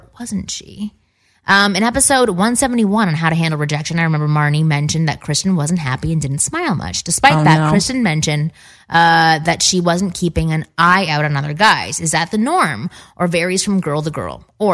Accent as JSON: {"language": "English", "town": "Toronto", "region": "Ontario", "country": "Canada", "said": "I'm from Toronto as well"}